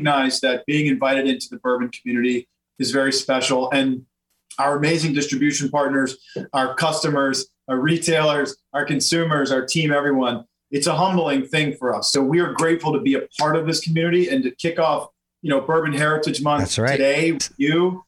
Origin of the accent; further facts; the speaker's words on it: Louisiana, United States; I'm from Louisiana